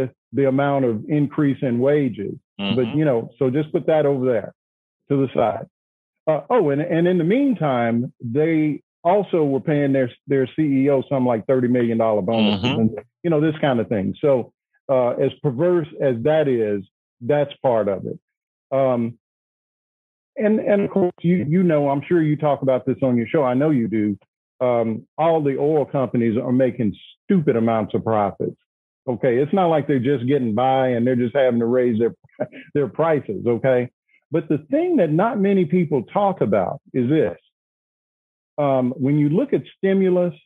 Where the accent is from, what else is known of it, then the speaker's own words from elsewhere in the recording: Arkansas, United States; now in North Carolina, United States; my home state, Arkansas